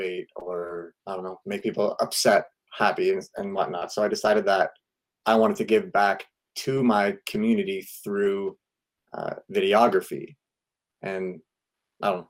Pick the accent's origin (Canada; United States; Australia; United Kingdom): Canada; Ontario; now in Burnaby, Canada; We're originally from Ontario, but we are happily situated here in BC